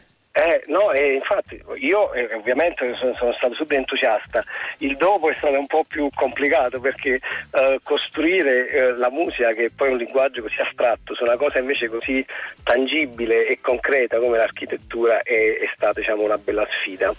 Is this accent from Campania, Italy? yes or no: yes; Naples, Campania, Italy; sono napoletano, e quindi quando poi mi vedo eh, capite, in pericolo esce fuori un po' tipo il napoletano